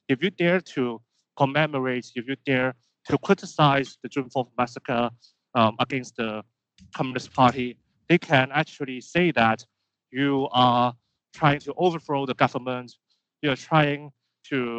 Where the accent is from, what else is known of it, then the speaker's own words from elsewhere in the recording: Hong Kong; I'm student activist from Hong Kong.